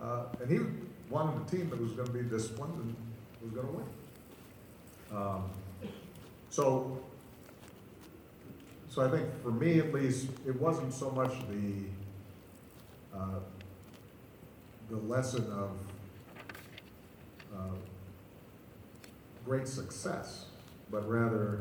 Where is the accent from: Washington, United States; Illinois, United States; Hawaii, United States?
Hawaii, United States; I grew up in Hawaii, and our school, we ended up being the state champions on the basketball team